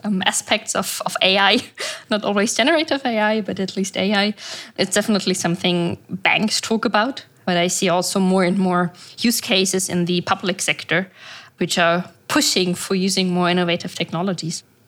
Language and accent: English; Germany; now in Dubai, United Arab Emirates; I'm originally, I'm from Germany, but I'm currently living in Dubai